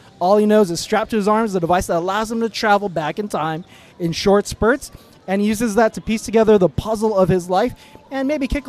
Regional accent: Seattle, Washington, United States; I'm originally from Seattle, Washington.

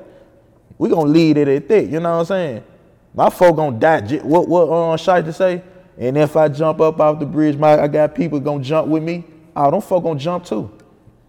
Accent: Memphis, Tennessee, United States; I'm from Memphis, or I'm from Fraser, I'm from this place

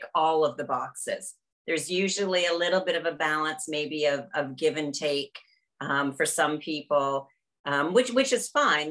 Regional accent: Canada; moved away; I'm originally from Canada

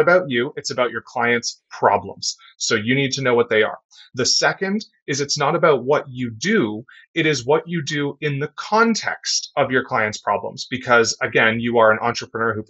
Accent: Canada; also born or lived in Toronto, Canada; We're both Canadian

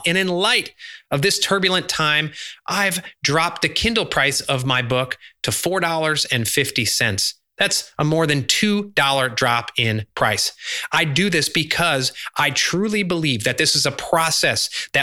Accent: Chicago, Illinois, United States; I grew up in Chicago during the 90s

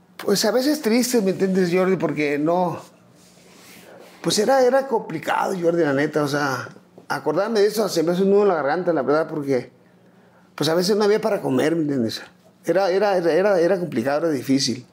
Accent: Culiacán, Sinaloa, Mexico; also born or lived in Ciudad Obregón, Sonora / Tijuana; Nos tuvimos que ir a Culiacán cuando yo tenía cuatro años aproximadamente. Y toda mi vida pues he radicado en, en Culiacán

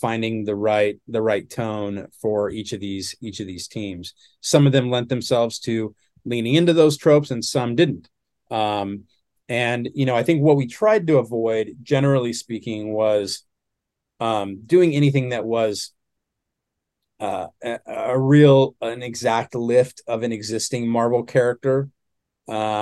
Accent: Southern California, United States; I'm from Southern California

